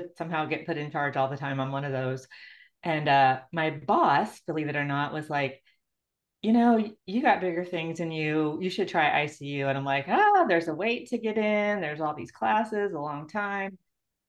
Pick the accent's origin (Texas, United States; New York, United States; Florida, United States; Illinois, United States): Illinois, United States; moved away; I grew up in Illinois